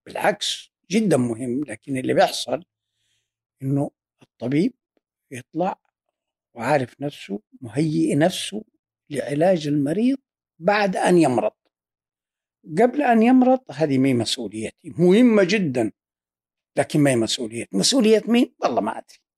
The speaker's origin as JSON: {"language": "Arabic", "country": "Saudi Arabia", "said": "لما تعد مين اللي عندهم آه، شهادات في الطب الوقائي هم ثلاثة وأنا رابعهم سعوديين"}